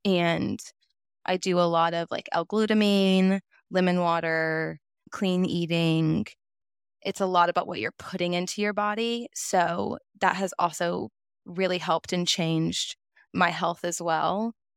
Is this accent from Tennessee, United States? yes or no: yes; Nashville, Tennessee, United States; now in Chattanooga, United States; I was born and raised in Nashville, Tennessee, moved to Chattanooga, Tennessee back in 2019 for college.